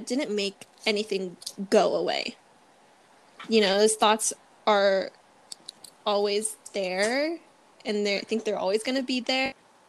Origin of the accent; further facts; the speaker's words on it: Philippines; the first thing they're going to see is that I'm Filipino and I look different.